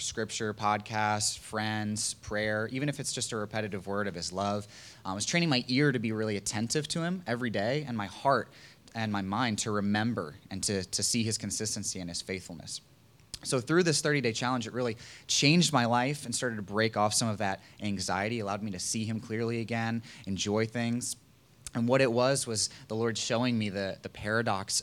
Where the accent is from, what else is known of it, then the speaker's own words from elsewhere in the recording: Virginia Beach, Virginia, United States; moved away; I'm from Virginia Beach